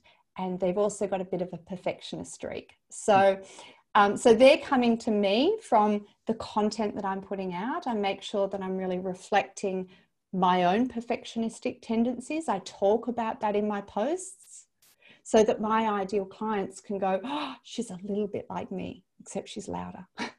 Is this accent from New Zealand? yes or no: yes; New Zealand; As a New Zealander, I always think of New Zealand as kind of a part of Australia.